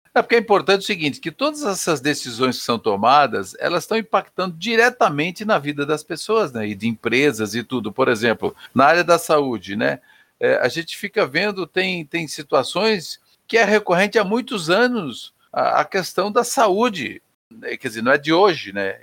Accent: Santa Catarina, Brazil; moved away; Eu sou de Santa Catarina

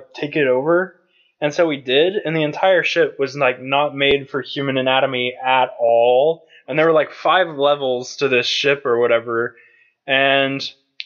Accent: United States; We're American.

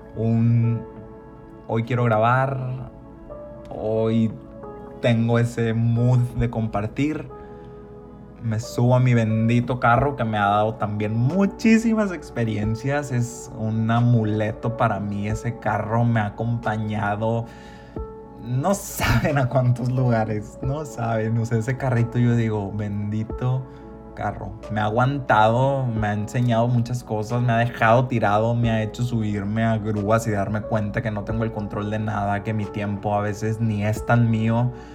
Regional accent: Ciudad Obregón, Sonora, Mexico; moved away as an adult; also born or lived in Hermosillo / Mexico City; yo me fui de Ciudad Obregón hace siete años

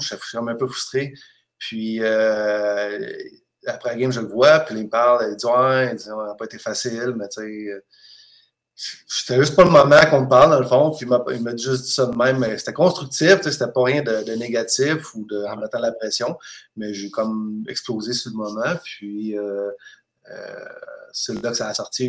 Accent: Saint-Hubert, Quebec, Canada; moved away as an adult; also born or lived in Kassel, Germany / Crimmitschau, Germany; now in Germany; de Saint-Hubert, que je suis, euh, j'ai été élevé à Saint-Hubert

